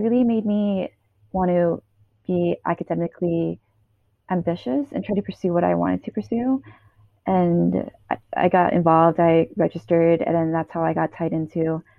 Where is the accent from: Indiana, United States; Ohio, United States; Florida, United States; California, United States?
California, United States; Los Angeles; moved away as an adult; now in San Francisco, United States; so I'm born and raised in Los Angeles.